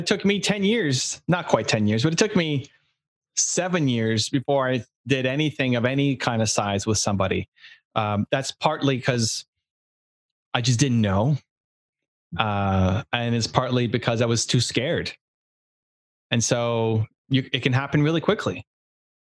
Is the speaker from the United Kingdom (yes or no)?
no; Canada; I'm from Canada.